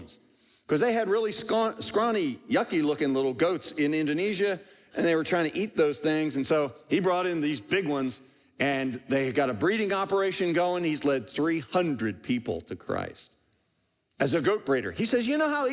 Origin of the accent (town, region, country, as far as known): United States